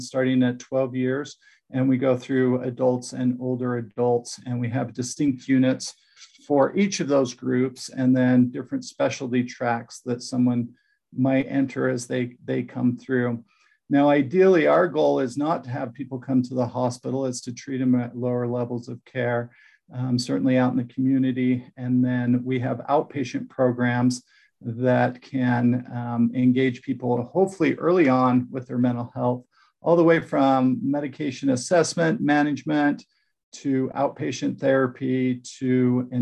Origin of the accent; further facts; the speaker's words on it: Utah, United States; moved away as an adult; also born or lived in Texas / New Jersey; I'm from Utah, did a lot of my professional career outside of Utah in Texas, Southern United States